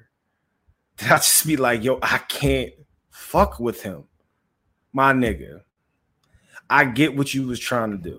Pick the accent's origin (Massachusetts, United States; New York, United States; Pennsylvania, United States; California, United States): Pennsylvania, United States; Philadelphia; everybody knows I'm from Philly, right?